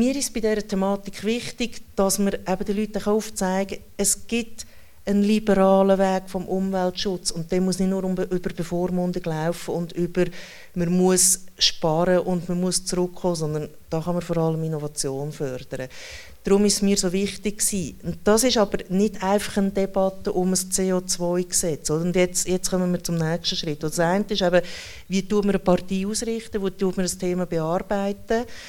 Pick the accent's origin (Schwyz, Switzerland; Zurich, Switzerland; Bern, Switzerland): Schwyz, Switzerland; ich komme dann aus der Innerschweiz, oder? Also ich komme aus dem Kanton, der am allermeisten Nein zu allen Vorlagen sagt